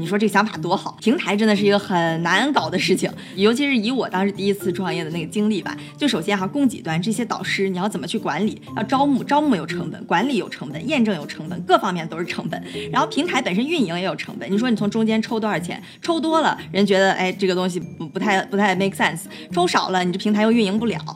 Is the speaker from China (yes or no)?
yes; Dalian, Liaoning, China; moved away as an adult; also born or lived in Beijing / New York; 我自己是在国内长大的，大连土生土长